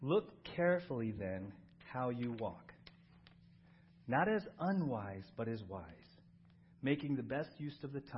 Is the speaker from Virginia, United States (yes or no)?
no; San Diego, California, United States; When I was growing up in San Diego, Halloween was a big deal in our neighborhood